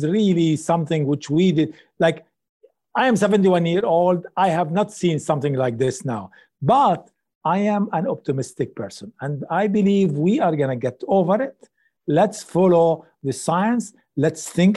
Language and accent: English; Lebanon; moved away; also born or lived in Middle East; I come from Lebanon